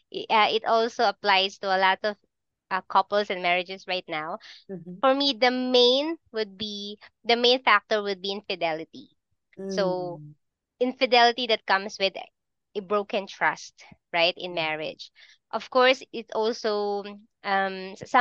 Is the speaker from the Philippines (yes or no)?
yes; Philippines; I'm from the Philippines